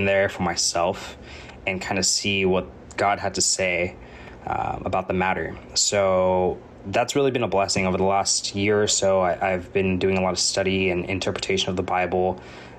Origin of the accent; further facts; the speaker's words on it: United States; I was born in America and raised in America